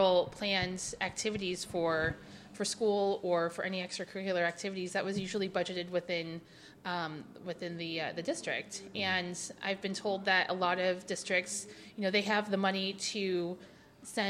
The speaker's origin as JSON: {"language": "English", "area": "Bond County", "region": "southern Illinois", "country": "United States", "tie": "born or raised there", "said": "So I grew up in rural / sort of suburban Illinois, southern Illinois. I grew up in Bond County, Illinois."}